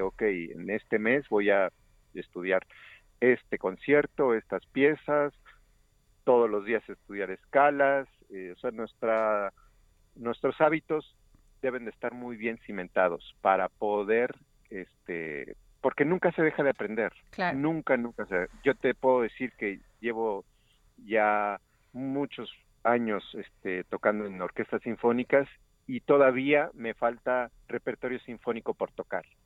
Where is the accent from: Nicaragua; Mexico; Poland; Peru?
Mexico; Xalapa, Veracruz; moved away as an adult; also born or lived in Barcelona; finalmente regreso a mi ciudad natal, Jalapa